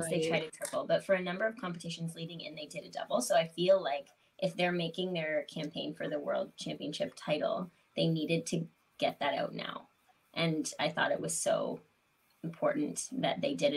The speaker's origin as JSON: {"language": "English", "country": "Canada", "said": "being an English speaking Canadian"}